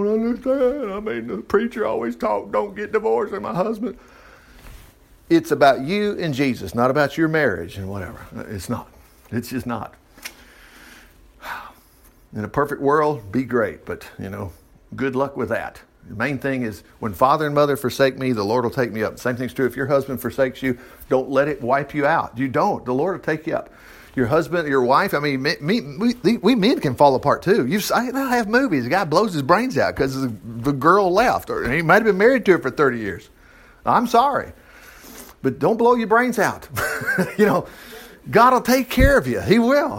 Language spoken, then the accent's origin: English; United States; I grew up in America, born in 1960